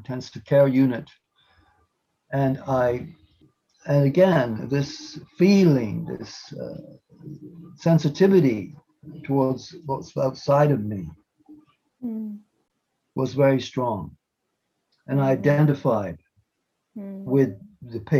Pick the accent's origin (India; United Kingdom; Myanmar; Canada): Canada; born in Canada in 1947